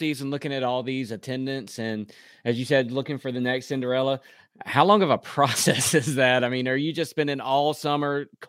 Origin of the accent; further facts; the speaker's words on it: North Carolina, United States; I grew up in North Carolina